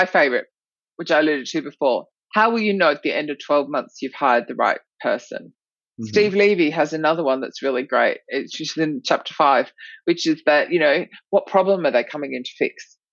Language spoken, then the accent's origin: English; Australia; accent: Australian; my Australian accent